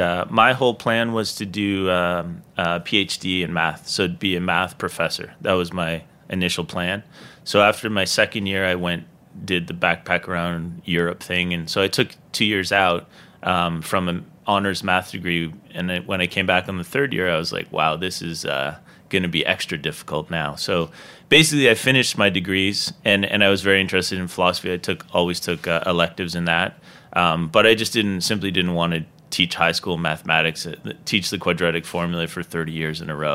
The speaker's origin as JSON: {"language": "English", "town": "Dartmouth", "region": "Nova Scotia", "country": "Canada", "tie": "born or raised there", "moved": "yes", "lives_now": "New York, United States", "said": "me growing up in Nova Scotia"}